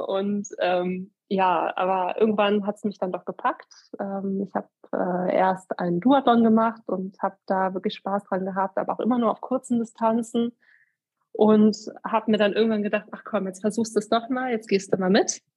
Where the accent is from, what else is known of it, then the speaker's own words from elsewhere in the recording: Eifel, Germany; hier in einer Bank bei uns in der Eifel